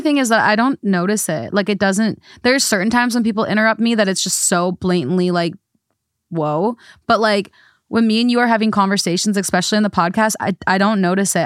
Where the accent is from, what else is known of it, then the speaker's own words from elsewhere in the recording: United States; I'm from America